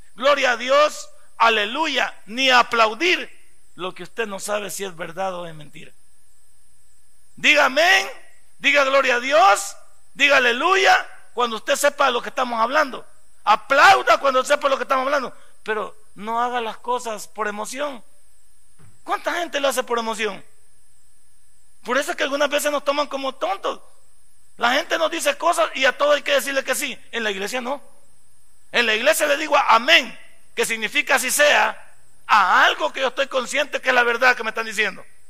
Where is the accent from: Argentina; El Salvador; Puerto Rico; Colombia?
El Salvador; somos todos salvadoreños